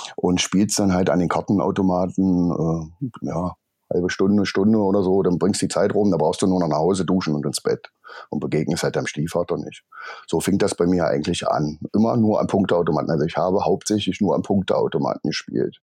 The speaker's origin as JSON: {"language": "German", "town": "Magdeburg", "region": "Saxony-Anhalt", "country": "Germany", "tie": "born or raised there", "said": "bin geboren in Magdeburg"}